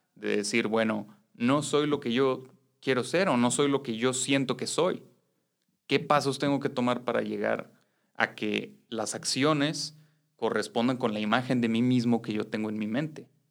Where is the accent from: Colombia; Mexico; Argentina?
Mexico; hombres criados en una sociedad machista como la mexicana